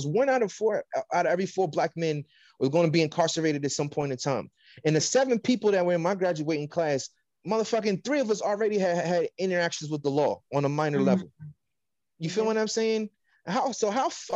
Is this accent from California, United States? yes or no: yes; California, United States; I'm from California